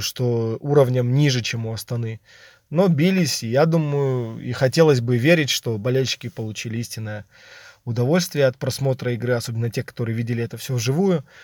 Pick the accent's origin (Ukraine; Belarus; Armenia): Belarus; я сам белорус